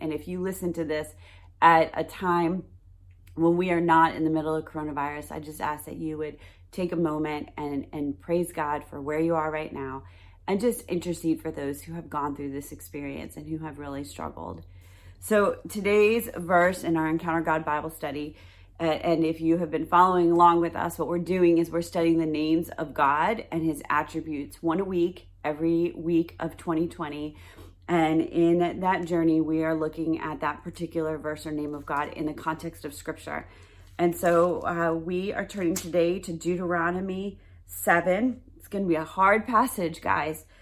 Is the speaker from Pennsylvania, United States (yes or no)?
no; New York, United States; my home state of New York